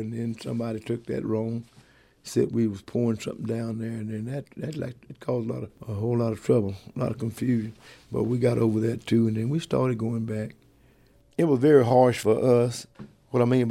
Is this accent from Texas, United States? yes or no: yes; Wellington, Texas, United States; I was born in Wellington